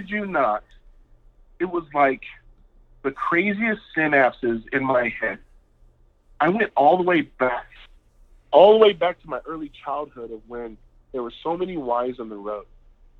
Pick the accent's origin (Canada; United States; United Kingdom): United States; Seattle, Washington; I grew up in the inner city of Seattle. I mean, Rainier Beach High School